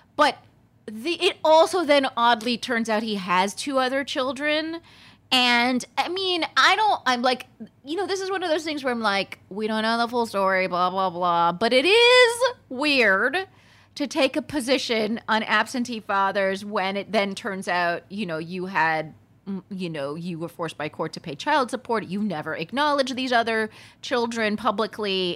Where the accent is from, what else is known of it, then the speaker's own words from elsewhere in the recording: Palm Springs, California, United States; growing up in Palm Springs, California